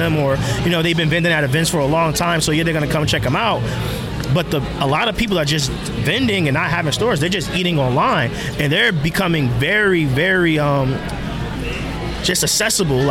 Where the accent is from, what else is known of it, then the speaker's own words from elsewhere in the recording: New Jersey, United States; now in Philadelphia, United States; my home state of New Jersey